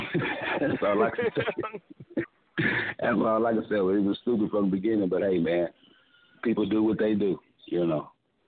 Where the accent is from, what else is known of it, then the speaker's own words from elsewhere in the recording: Texas, United States; I'm from Texas.